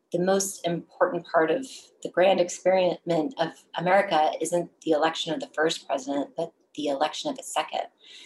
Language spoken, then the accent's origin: English; Texas, United States; moved away as an adult; now in Washington, DC, United States; I'm forever a Texan